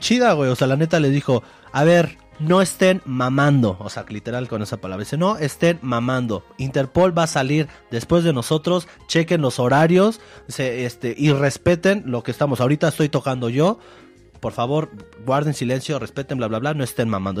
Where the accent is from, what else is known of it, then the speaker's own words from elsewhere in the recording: Mexico; nosotros como mexicanos